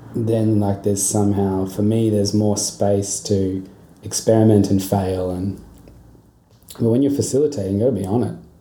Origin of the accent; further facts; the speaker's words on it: Darwin, Northern Territory, Australia; I grew up in Darwin